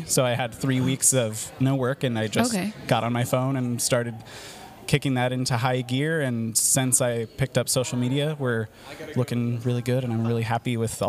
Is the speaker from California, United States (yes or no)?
yes; Livermore, California, United States; Yeah, I was born and raised in Livermore. I left for 10 years, lived in Southern California, and then I came back.